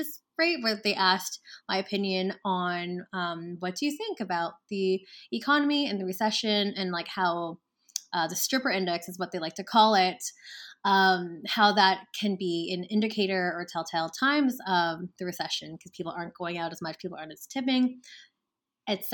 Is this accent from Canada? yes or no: yes; Canada; my fellow Canadians